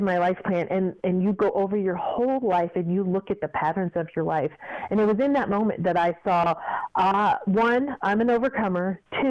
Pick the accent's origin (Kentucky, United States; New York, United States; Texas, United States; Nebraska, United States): Kentucky, United States; also born or lived in Fort Lauderdale; I didn't mind being, you know, from Kentucky and all of that, but I just did not want to be, people put things on you without actually knowing you.